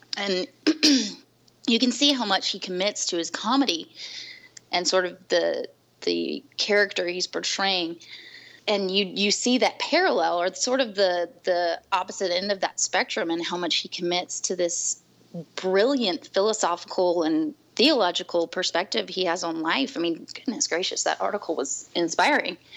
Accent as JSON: {"language": "English", "town": "New Orleans", "region": "Louisiana", "country": "United States", "tie": "born or raised there", "moved": "as an adult", "lives_now": "Washington, D.C., United States", "said": "I'm also originally from New Orleans or the South Louisiana area, born and raised."}